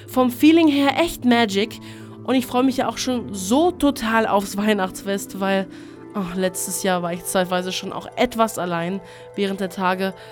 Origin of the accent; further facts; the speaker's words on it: Greece; Ich komme endlich mal wieder in meine Heimat nach Griechenland.